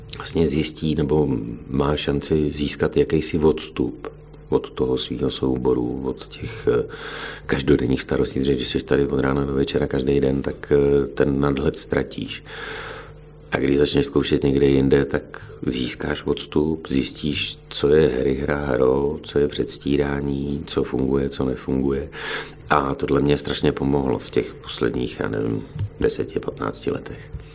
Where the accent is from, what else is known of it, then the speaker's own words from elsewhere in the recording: Jihlava, Vysočina Region, Czechia; moved away as an adult; now in Plzeň, Czech Republic; jsem z Jihlavy